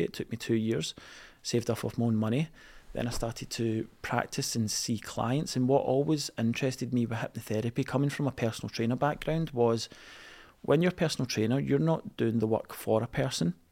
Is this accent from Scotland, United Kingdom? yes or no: yes; East Kilbride, Scotland, United Kingdom; I was a boy growing up in East Kilbride